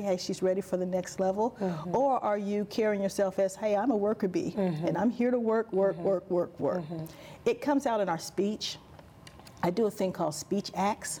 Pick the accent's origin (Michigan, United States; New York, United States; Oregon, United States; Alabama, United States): Alabama, United States; accent: Southern; I'm from Alabama